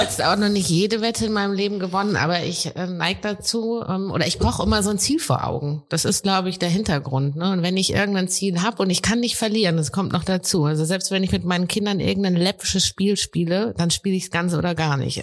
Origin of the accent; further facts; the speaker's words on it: Heidelberg, Mannheim, Baden-Württemberg, Germany; ich komme ja hier aus Heidelberg, Mannheim